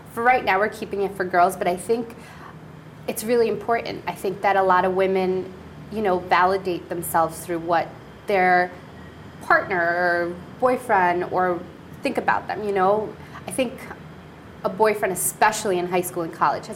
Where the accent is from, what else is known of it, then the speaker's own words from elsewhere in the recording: Colombia; moved away; I was born in Colombia, Hispanic